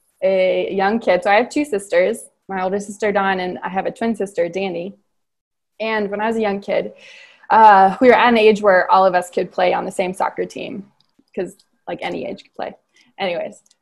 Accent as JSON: {"language": "English", "town": "Cincinnati", "region": "Ohio", "country": "United States", "tie": "born or raised there", "said": "I grew up in Cincinnati"}